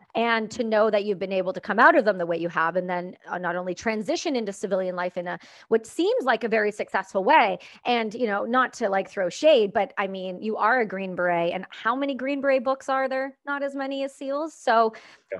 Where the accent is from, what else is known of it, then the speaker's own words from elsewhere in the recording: Canada; I'm Canadian